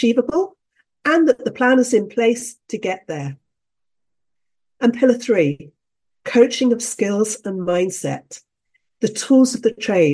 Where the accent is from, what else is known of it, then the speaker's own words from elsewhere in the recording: United Kingdom; I'm a Brit